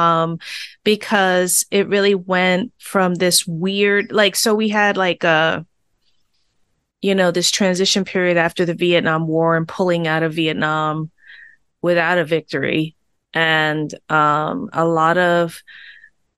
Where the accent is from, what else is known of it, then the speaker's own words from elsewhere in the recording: New York City, New York, United States; I grew up in the Bronx in a blue collar neighborhood.